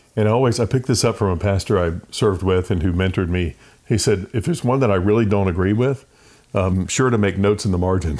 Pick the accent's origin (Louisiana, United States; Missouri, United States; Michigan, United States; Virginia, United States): Virginia, United States; Richmond; moved away as an adult; also born or lived in Raleigh, North Carolina / Del Rio, Texas; I grew up in Richmond, Virginia. Only child